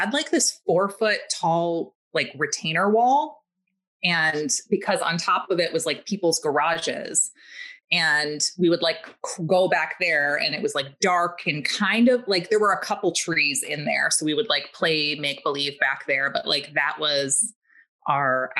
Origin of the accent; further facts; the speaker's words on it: Milwaukee, Wisconsin, United States; I was raised in Milwaukee, Wisconsin, like right in the center of the city.